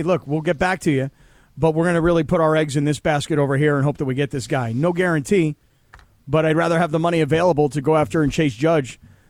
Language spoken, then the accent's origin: English; Upstate New York, United States; I was a kid growing up in New York